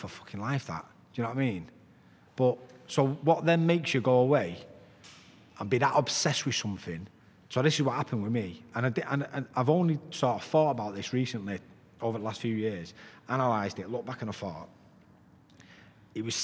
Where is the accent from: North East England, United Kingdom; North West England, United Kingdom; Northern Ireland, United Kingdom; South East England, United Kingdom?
North West England, United Kingdom; Salford; I'm from Walkden in Salford.